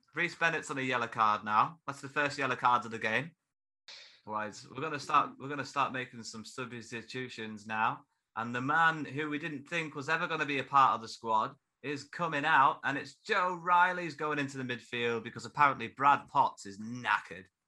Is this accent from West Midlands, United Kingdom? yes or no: no; Carlisle, North West England, United Kingdom; I am also from Carlisle